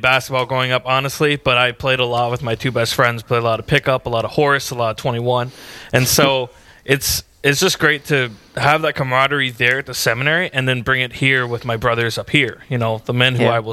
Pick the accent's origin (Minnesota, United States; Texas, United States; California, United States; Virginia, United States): Minnesota, United States; Isanti; I'm from Isanti, Minnesota, about an hour north as the crow flies from the Twin Cities